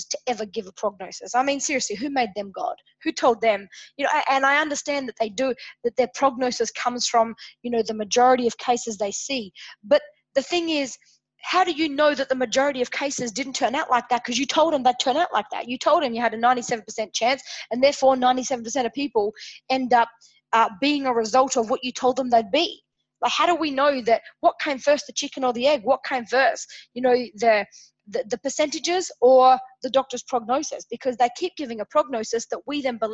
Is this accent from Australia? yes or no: yes; Adelaide, South Australia, Australia; here in my hometown in Adelaide, Australia